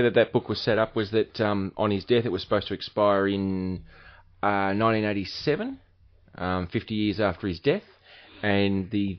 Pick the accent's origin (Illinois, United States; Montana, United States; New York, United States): New York, United States; It's like I'm from New York. I just can't talk like that.